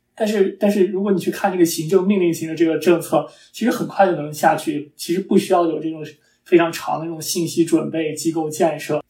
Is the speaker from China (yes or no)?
yes; China; 我们中国人